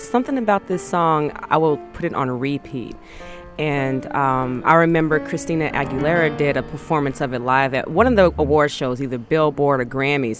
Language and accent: English; Dallas, Texas, United States; I'm born and raised in Dallas, Texas. Yeah, definitely since birth.